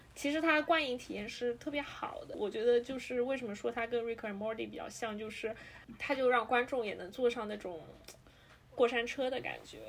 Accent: China; 对于我们亚洲人，对于我们中国人来说

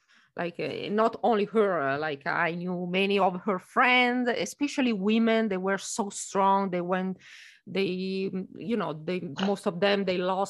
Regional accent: Italy; now in United States; for us Italian, eating is a pleasure

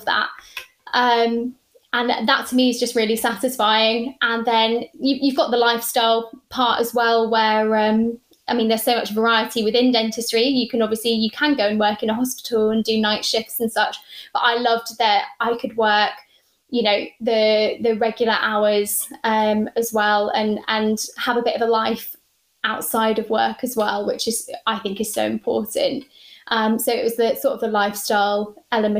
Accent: Cornwall, South West England, United Kingdom; also born or lived in Plymouth / Lancashire; I'm from Cornwall. I grew up there

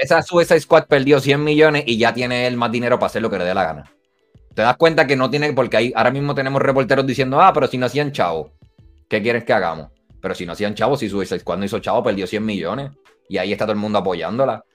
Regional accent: Puerto Rico; Nosotros nacimos en Puerto Rico

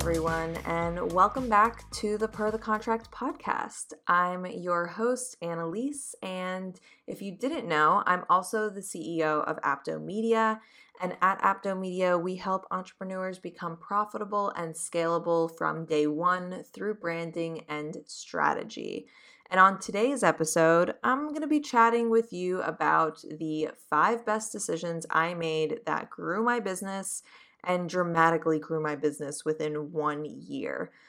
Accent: Boston, Massachusetts, United States; now in New York, United States; coming from New York and I grew up in Boston

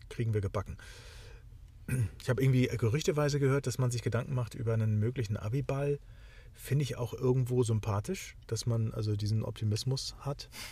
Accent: the North, Northern Germany, Germany; ich bin zwar auch ein Kind des Nordens

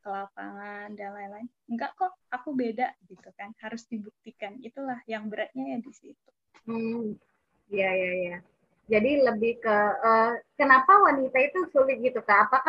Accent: Sumatra, Indonesia; Aku orang Sumatera

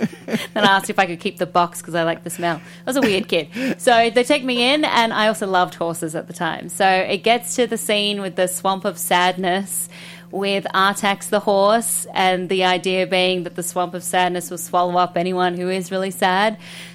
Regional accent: Australia; Exactly that. So we had Bill Collins, who was our Robert Osborne, who would do the late night classic film, and he would introduce all the films.

